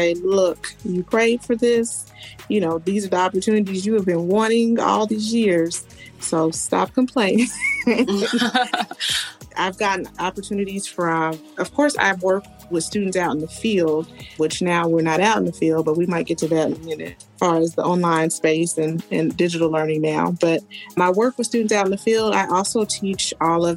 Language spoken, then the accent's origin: English; Kansas, United States; also born or lived in Houston, Texas; now in Dallas, United States; I'm originally from Kansas, so it's like I always tell people, Dallas is a blend of my hometown and Houston mixed together